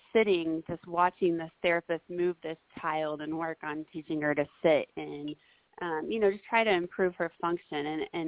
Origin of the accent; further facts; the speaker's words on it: Springfield, Missouri, United States; I'm from Springfield, Missouri